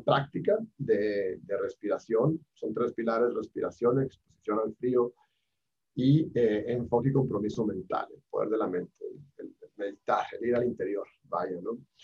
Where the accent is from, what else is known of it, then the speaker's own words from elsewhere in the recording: Hermosillo, Sonora, Mexico; moved away as an adult; now in Mexico City, Mexico; yo soy de Hermosillo, pero vivo, llevo acá 10 años